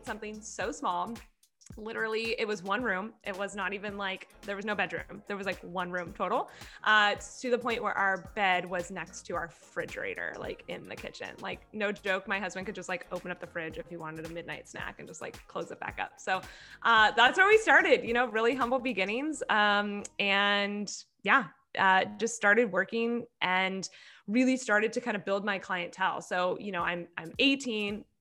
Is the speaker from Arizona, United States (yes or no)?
no; Orange County, California, United States; I grew up in Orange County, California, literally have lived here my whole life